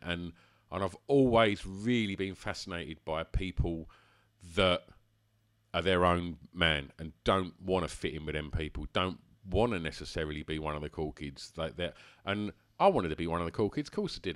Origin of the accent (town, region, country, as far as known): Essex, East of England, United Kingdom; born or raised there